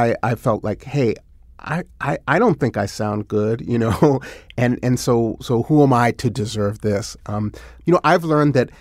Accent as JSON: {"language": "English", "town": "Berkeley", "region": "California", "country": "United States", "tie": "born or raised there", "said": "I grew up in Berkeley, California"}